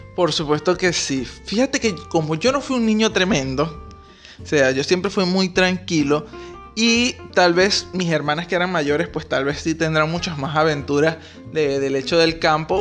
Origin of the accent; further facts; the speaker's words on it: Maturín, Monagas, Venezuela; nosotros somos de Maturín ambos